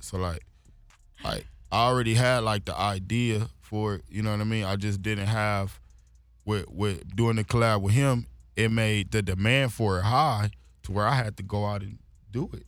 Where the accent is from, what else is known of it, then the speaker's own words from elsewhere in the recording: Los Angeles, California, United States; being young, growing up in Watts